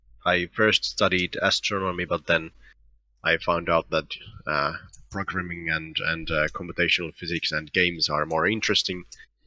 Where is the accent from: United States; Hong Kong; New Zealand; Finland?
Finland; I'm from Finland.